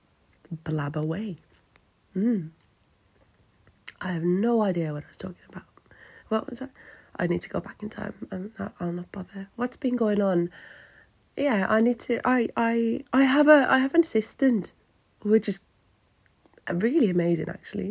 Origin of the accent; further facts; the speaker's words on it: Finland; English is a second language; moved away; me being Finnish